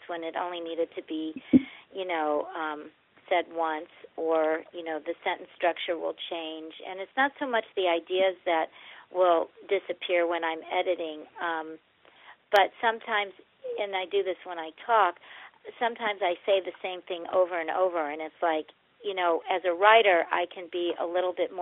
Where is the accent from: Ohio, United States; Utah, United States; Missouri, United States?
Missouri, United States; St. Louis; I grew up in St. Louis, Missouri